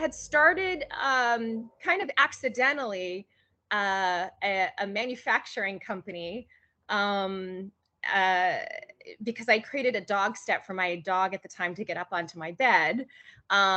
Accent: Honolulu, Hawaii, United States; moved away as an adult; also born or lived in Los Angeles, California; I am from Honolulu, Hawaii. So I was born and raised there and moved to California 2 days before my 23rd birthday

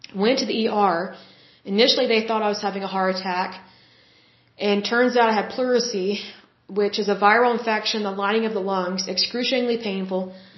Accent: United States; we live in the United States

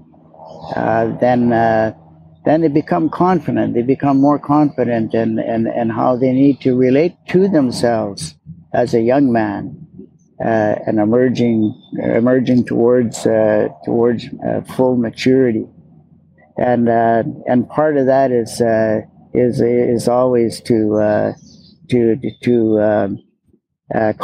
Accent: Sept-Îles, Quebec, Canada; also born or lived in Hope, British Columbia; now in British Columbia, Canada; I was born in Hope, BC, and my dad, he got a job in Sept-Îles, Quebec, and he moved our family over there. And so I grew up in a town that included you know, French and English, Italians, Portuguese

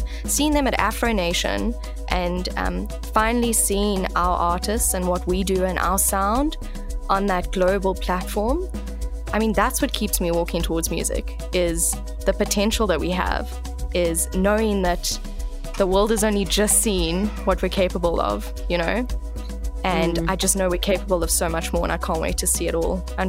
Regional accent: South Africa; what we're capable of as a South African industry

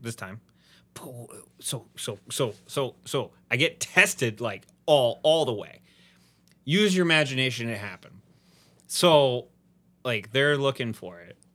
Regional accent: Midwest, United States; now in Houston, United States; I'm from the Midwest

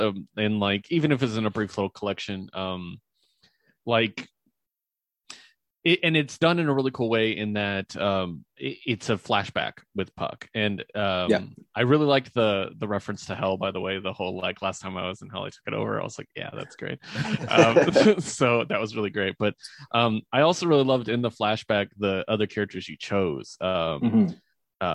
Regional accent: United States

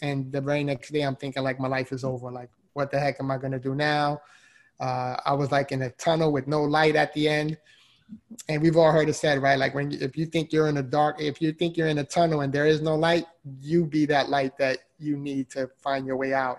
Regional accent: New York City, New York, United States; moved away as an adult; now in Florida, United States; so I'm originally from the Bronx, New York. If you can't already hear the accent

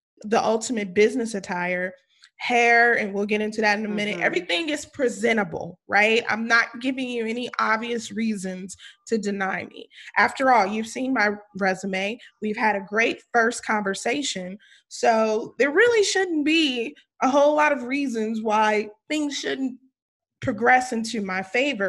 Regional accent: West Coast, United States; accent: West Coast; Valley Girl; moved away; also born or lived in Louisiana; My accent's not there. It's totally West Coast

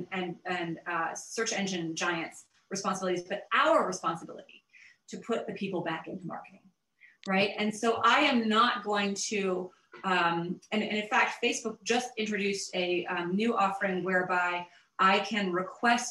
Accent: the South, United States; I grew up in the South

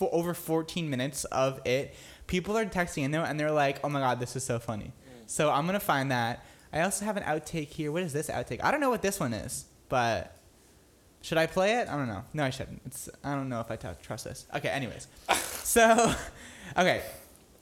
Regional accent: Merrimack, New Hampshire, United States; I'm actually from Merrimack, New Hampshire

